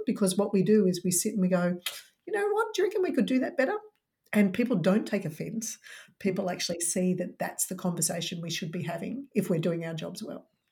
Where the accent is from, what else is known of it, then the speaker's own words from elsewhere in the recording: Melbourne, Victoria, Australia; I'm from Melbourne, so lockdown city